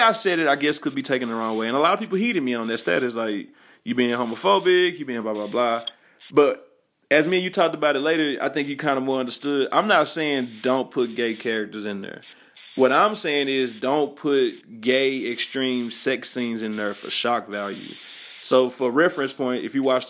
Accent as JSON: {"language": "English", "region": "the South", "country": "United States", "said": "I'm from the South"}